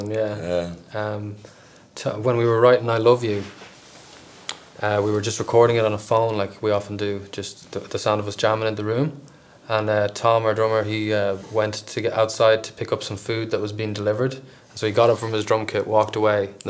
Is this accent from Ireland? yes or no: yes; Ireland; now in United Kingdom; And being Irish in uh, Britain is a very different experience, um, and that's a lot of what the record is about, really, isn't it?